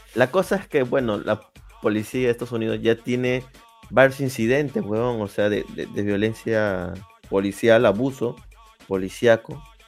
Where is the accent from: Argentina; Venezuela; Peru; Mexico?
Peru; yo sea peruano